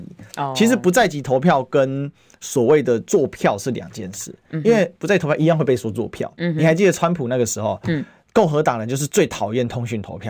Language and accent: Chinese; Kaohsiung, Taiwan; 对，然后再给他称赞。我们高雄人